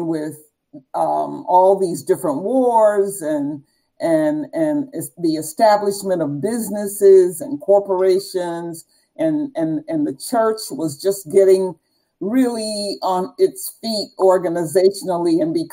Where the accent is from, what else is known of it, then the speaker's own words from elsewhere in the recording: Savannah, Georgia, United States; I grew up in the South in Savannah, Georgia